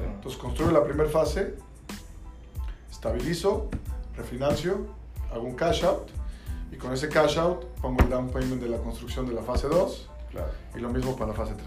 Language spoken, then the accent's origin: Spanish; Mexico; moved away as an adult; yo nací y crecí en México